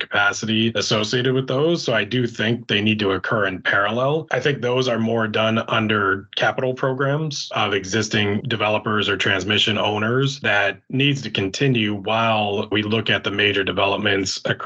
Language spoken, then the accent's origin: English; upstate New York, United States; moved away; my hometown